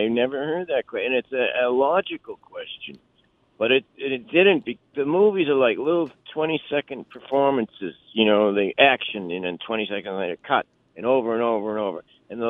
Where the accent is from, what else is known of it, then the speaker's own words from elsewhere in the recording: Philippines; also born or lived in Japan; I was born in Japan. I was raised in the Philippines.